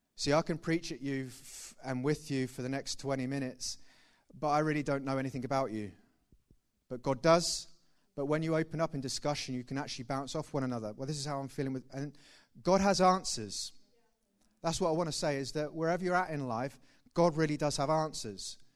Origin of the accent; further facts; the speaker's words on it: Thetford, East of England, United Kingdom; I'm originally from Thetford. Please don't judge me on that. Uh, and that's where I grew up.